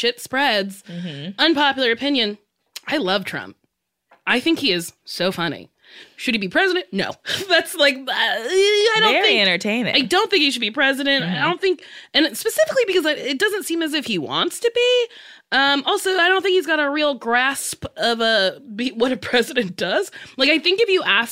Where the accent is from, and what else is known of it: Los Angeles, California, United States